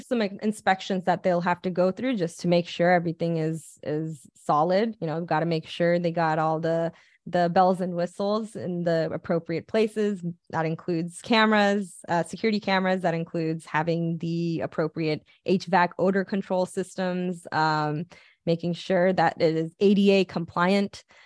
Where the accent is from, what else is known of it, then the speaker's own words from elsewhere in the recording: Pasadena, California, United States; I'm from Pasadena